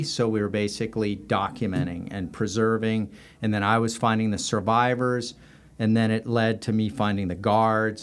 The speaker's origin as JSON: {"language": "English", "region": "Southern California", "country": "United States", "tie": "born or raised there", "also_born_or_lived": "Australia", "moved": "as an adult", "said": "I'm originally from Southern California and grew up there."}